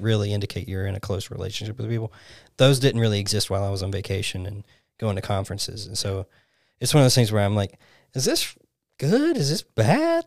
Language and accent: English; Alabama, United States; moved away as an adult; I grew up in Alabama my whole life.